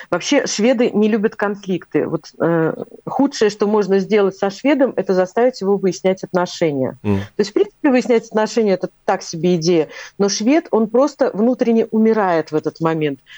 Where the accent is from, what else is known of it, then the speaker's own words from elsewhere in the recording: Latvia; Когда при нем назовешь это имя, я когда сказала, что я из Латвии, он, он прямо аж подпрыгнул от